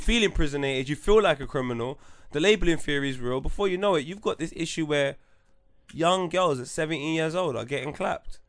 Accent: London, United Kingdom; also born or lived in Wood Green; Tottenham 'cause that's where I'm from

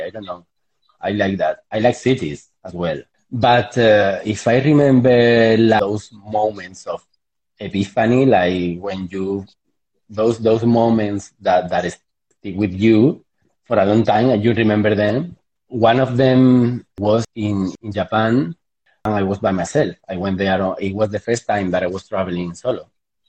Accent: southern Spain, Spain; English is a second language; moved away as an adult; also born or lived in United States / India; I come from Southern Spain, where we live outside very much

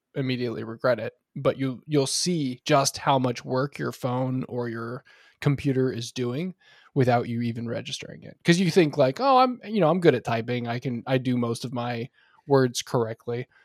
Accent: Oregon, United States; now in North Carolina, United States; I'm now in, uh, North Carolina, as we've discussed in the past, um, and I grew up in Oregon

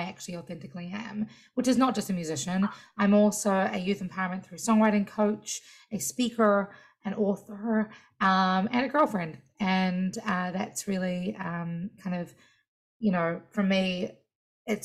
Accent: Waikato, New Zealand; moved away as an adult; now in United States; If I was in New Zealand, where I'm from, I would first start off by telling you that Karioi is my mountain

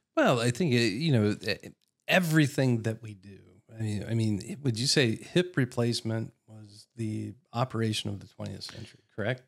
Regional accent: Columbus, Ohio, United States; moved away as an adult; also born or lived in Warsaw, Indiana; now in Nashville, United States; I grew up in Columbus, Ohio

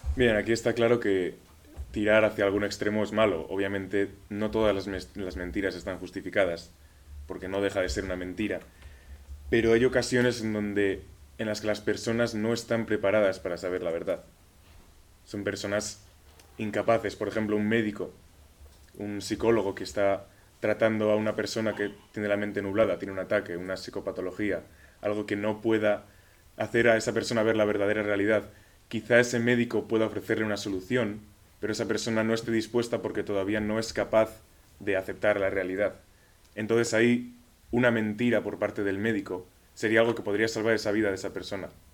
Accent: Pamplona, Navarre, Spain; Mi país es España, de Pamplona

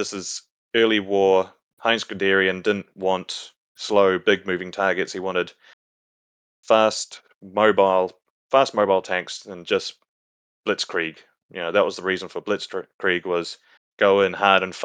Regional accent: New Zealand; accent: Kiwi; Is my Kiwi accent getting in the way?

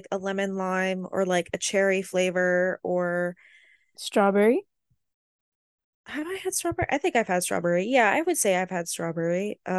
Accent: Florida, United States; I'm from Florida

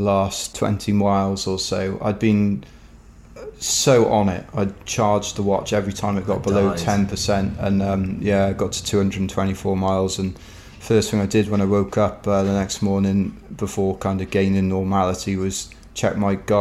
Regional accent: London, United Kingdom; I'm from London

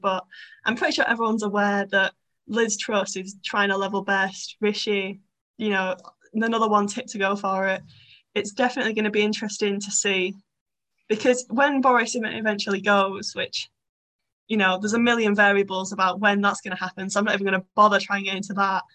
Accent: Bolton, North West England, United Kingdom; I'm from Bolton

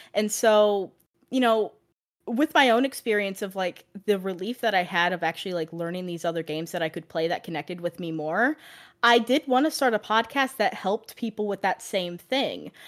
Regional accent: Ohio, United States; now in Florida, United States; I currently live in Florida, but I'm originally from Ohio

